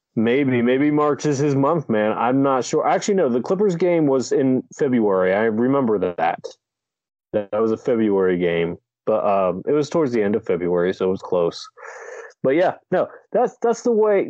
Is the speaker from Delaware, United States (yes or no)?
yes; Delaware, United States; I grew up in Delaware.